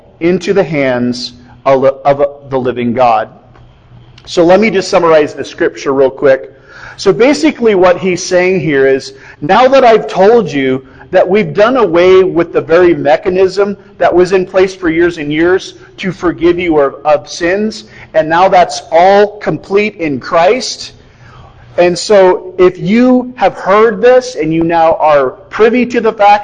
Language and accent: English; Iowa, United States; moved away; I come from Iowa